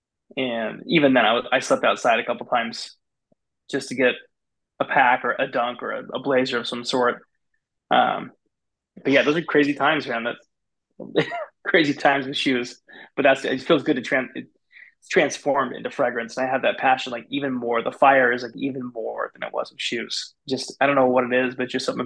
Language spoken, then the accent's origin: English; West Linn, Oregon, United States; I grew up in West Lynn, which is a little bit closer to Portland. My whole life